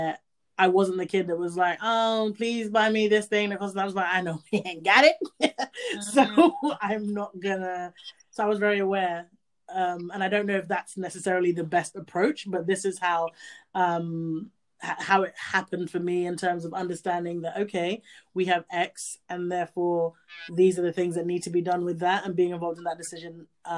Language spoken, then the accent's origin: English; Gambia; I grew up in Gambia